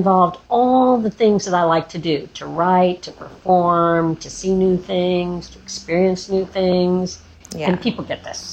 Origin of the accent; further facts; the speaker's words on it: Atlanta, Georgia, United States; I grew up in Atlanta.